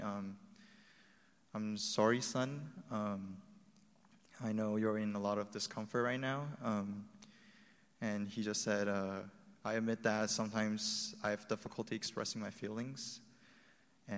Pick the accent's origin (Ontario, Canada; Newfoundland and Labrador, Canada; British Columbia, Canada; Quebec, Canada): British Columbia, Canada; Vancouver; also born or lived in Taiwan; so I was born in Taiwan, but I grew up in Vancouver, Canada.